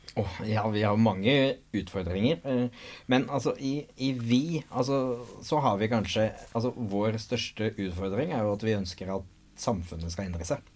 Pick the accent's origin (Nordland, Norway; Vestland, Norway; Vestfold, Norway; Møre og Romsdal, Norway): Vestfold, Norway; Nøtterøy; Jeg er oppvokst på Nøtterøy